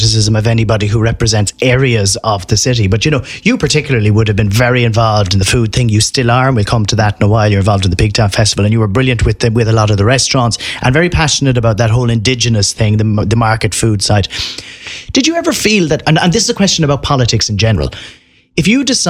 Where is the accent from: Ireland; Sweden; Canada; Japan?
Ireland; Limerick, Munster; where I am living, or where I grew up in Castletroy